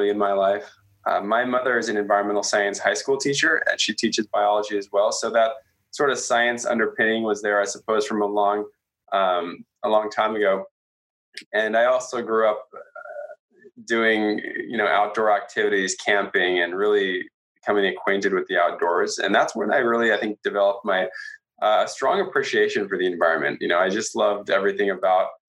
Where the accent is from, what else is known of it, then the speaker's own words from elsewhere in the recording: Southern California, United States; also born or lived in Massachusetts; I'm from Southern California